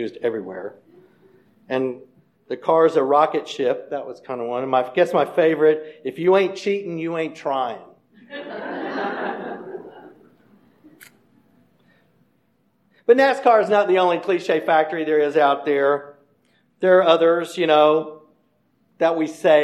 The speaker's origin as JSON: {"language": "English", "country": "United States", "tie": "born or raised there", "moved": "yes", "said": "I grew up over on Sedgefield Street"}